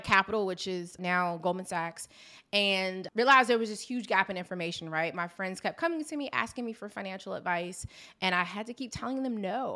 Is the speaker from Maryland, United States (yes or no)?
yes; Maryland, United States; I am from Maryland